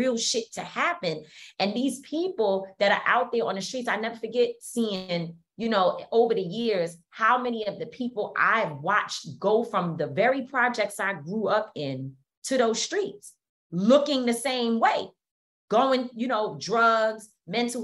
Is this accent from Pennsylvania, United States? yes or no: no; New York City, New York, United States; I grew up born and raised in Harlem. It's my place.